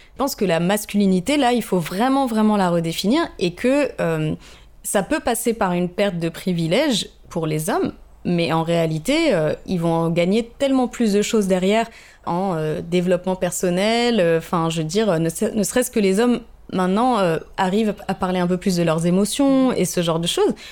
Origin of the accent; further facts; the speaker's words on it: Paris, Île-de-France, France; moved away as an adult; also born or lived in Lille / South Africa; now in Marseille, France; j'ai grandi à Paris